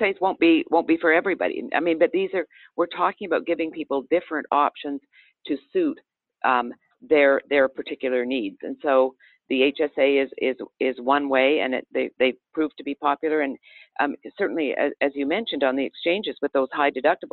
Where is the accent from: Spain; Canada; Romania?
Canada; now in United States; I'm from Canada. I grew up under a single payer system where the government is the sole provider of health care